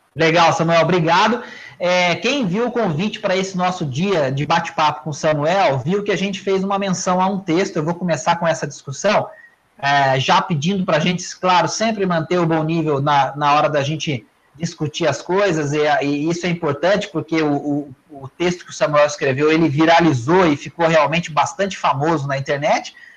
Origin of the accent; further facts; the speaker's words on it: interior of Minas Gerais, Brazil; accent: Mineirinho do interior; um sotaque que é o meu, que é do Mineirinho do interior